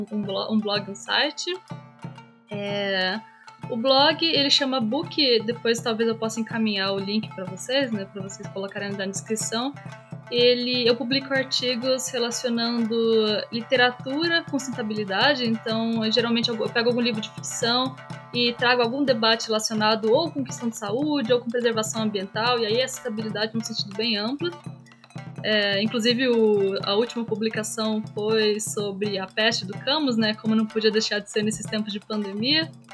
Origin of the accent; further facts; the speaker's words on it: Minas Gerais, Brazil; eu sou mineira